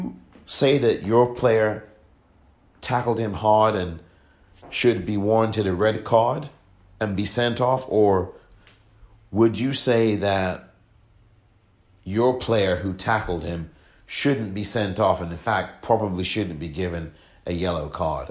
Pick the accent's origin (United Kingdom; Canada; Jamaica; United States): United Kingdom; England; I'm from England